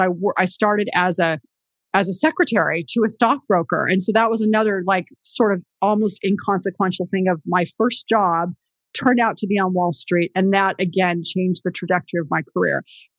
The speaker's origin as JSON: {"language": "English", "town": "San Jose", "region": "California", "country": "United States", "tie": "born or raised there", "said": "we're both from San Jose. I went to Leland."}